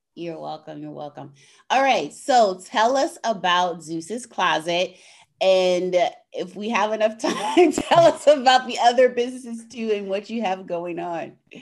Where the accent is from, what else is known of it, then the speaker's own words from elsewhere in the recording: California, United States; moved away as an adult; now in Chicago, United States; I moved to the Midwest because I grew up in California